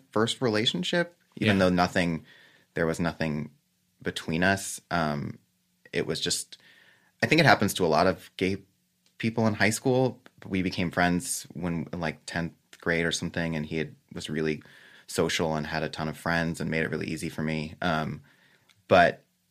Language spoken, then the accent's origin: English; Los Angeles, California, United States; I grew up in West